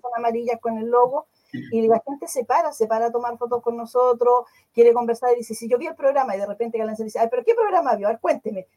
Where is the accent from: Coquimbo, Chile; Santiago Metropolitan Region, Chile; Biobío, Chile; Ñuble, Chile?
Ñuble, Chile; somos de Ñuble